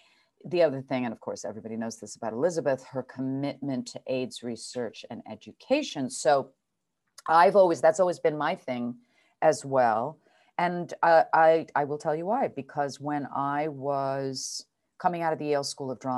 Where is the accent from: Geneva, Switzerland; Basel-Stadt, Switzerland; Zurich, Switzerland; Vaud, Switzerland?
Geneva, Switzerland; born there; Yeah, so I was born in French Switzerland in Geneva Hospital, which sort of amazingly is where my dear dad died.